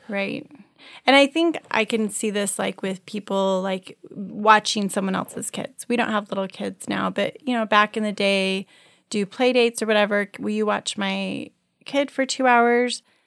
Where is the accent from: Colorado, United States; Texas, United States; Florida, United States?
Colorado, United States; moved away; I grew up in Colorado